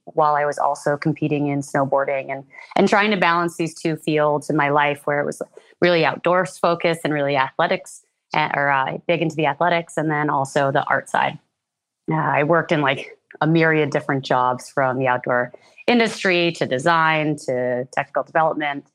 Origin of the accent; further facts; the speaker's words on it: Red Hook, New York, United States; now in British Columbia, Canada; I'm originally from New York State. I grew up in a small town called Red Hook, which is about two hours north of New York City along the Hudson River Valley region